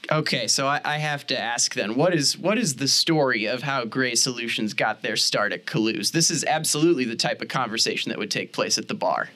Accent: St. Louis, Missouri, United States; I'm from St. Louis, Missouri originally

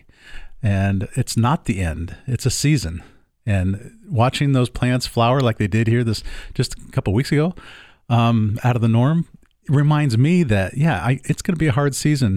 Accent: San Diego, California, United States; moved away; I grew up with you in San Diego, and all through high school, you could wear shorts every day

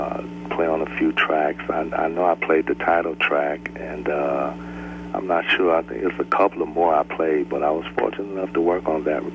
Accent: Detroit, Michigan, United States; Well, actually, I, of course, by Motown, being in Detroit, and I'm the youngest of four other siblings.

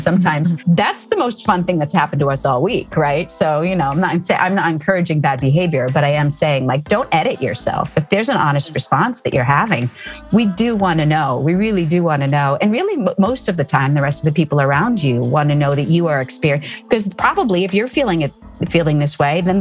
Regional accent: Cambridge, Massachusetts, United States; I grew up outside Boston

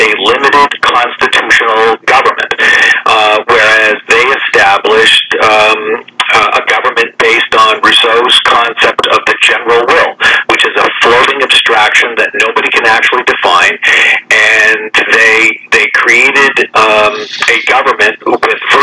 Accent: Ontario, Canada; now in United States; I was born and raised in Ontario, Canada.

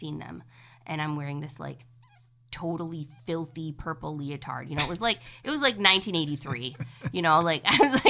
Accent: Cadillac, Michigan, United States; moved away as an adult; also born or lived in Lansing, Michigan / Chicago, Illinois; we moved to Cadillac when I was six. That's where I grew up

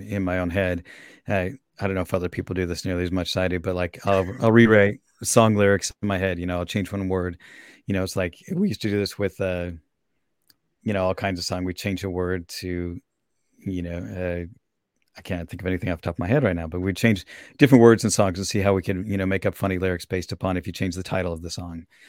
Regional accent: Salt Lake City, Utah, United States; also born or lived in Virginia / Minnesota / Austria; now in Portland, United States; I grew up in Salt Lake, which is a very different climate than here

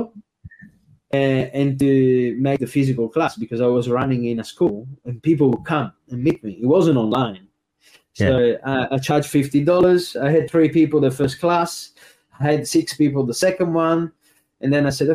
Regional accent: Trieste, Friuli-Venezia Giulia, Italy; first language Italian; English is a second language; moved away as an adult; also born or lived in Melbourne, Australia; now in Australia; working in my hometown, Trieste

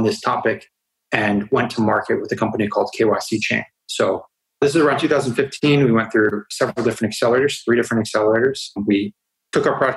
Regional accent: United States; moved away; I grew up in the United States and went to college at Northeastern University

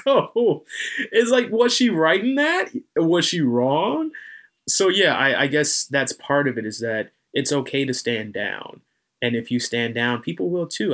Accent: North Carolina, United States; I'm from North Carolina

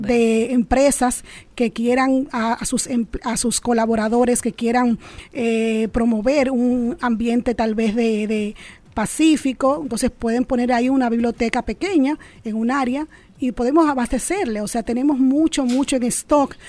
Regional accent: Dominican Republic

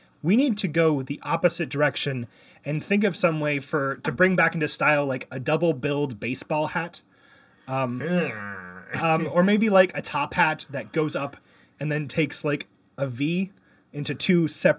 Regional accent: Canada; I grew up in Canada.

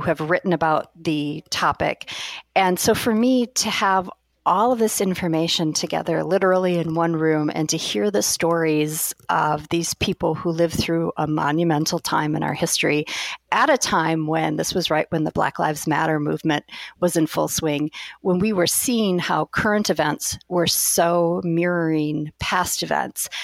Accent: Madison, Wisconsin, United States; I knew I wanted to stay in Madison, Wisconsin, which is my hometown

